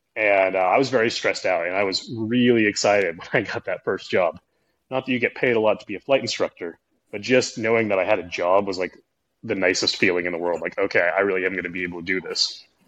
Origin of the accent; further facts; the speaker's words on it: Oregon, United States; moved away; also born or lived in McMinnville / Las Vegas; I grew up in Oregon. I grew up fishing